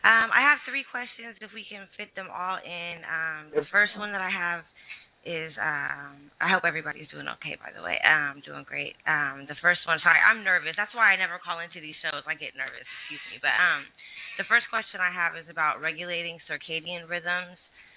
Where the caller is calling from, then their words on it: Sacramento, California, United States; I'm calling from Sacramento, California.